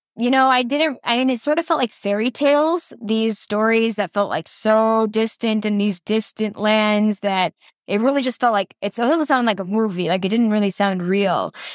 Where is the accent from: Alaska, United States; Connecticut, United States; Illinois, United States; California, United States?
Illinois, United States; Chicago; growing up in the suburbs of Chicago